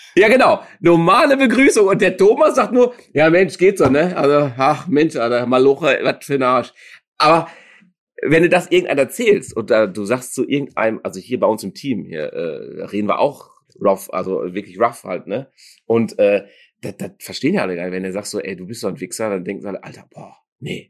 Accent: Dortmund, North Rhine-Westphalia, Germany; ich bin ja auch Dortmunder, echter Dortmunder

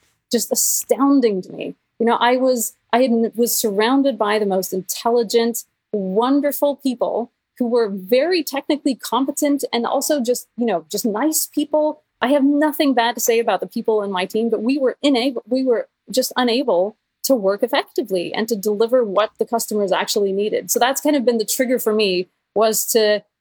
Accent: Norway; I am Norwegian, or I'm half American technically, I guess, but I'm a Norwegian developer

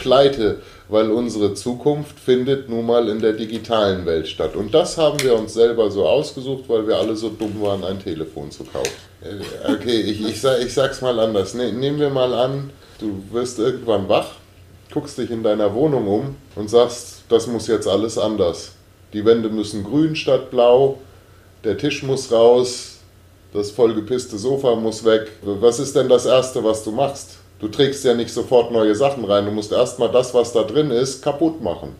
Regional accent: Germany; als Deutsche

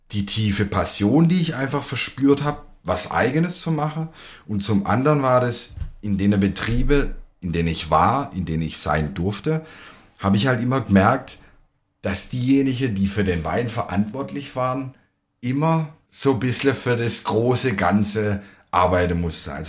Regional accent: Baden-Württemberg, Germany; Und wenn man dann dorthin geht, hat man ja so ein Stück weit als Schwabe des, den der Vase im Kopf.

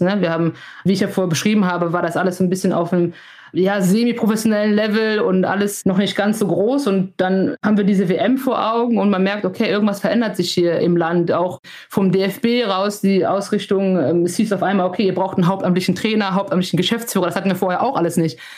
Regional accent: Germany; ich bin hier geboren, ich bin hier aufgewachsen, das ist meine Heimat

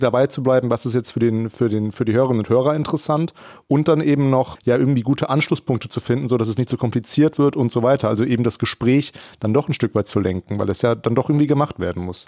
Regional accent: Germany; als Deutscher

